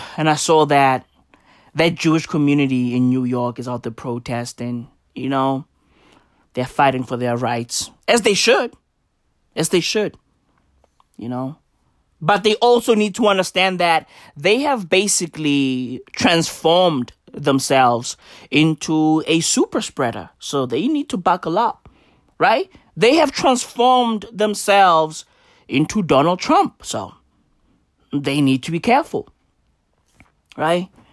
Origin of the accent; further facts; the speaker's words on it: South Africa; we are South Africans